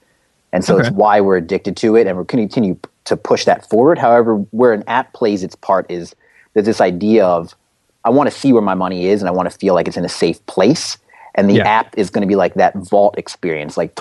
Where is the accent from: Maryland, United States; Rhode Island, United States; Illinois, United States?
Maryland, United States; Baltimore; I'm originally from Baltimore